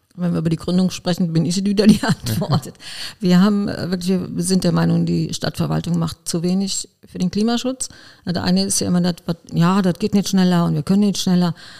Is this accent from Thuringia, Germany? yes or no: no; Koblenz, Rhineland-Palatinate, Germany; Ich bin in Arnberg äh, geboren und aufgewachsen.